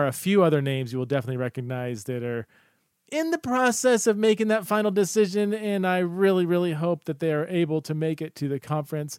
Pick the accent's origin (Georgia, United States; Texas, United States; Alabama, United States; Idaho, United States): Idaho, United States; Boise; it's in Boise, Idaho, okay? My hometown